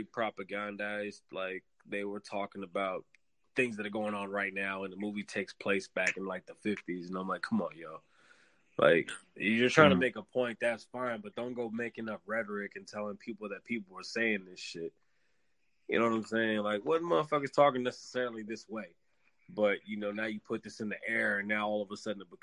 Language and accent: English; Canada; being a Canadian kid